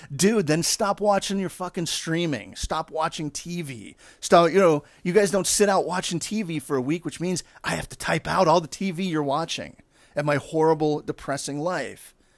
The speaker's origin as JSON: {"language": "English", "town": "Pittsburgh", "region": "Pennsylvania", "country": "United States", "moved": "as an adult", "lives_now": "Los Angeles, United States", "said": "I'm there with my dad coming from Pittsburgh"}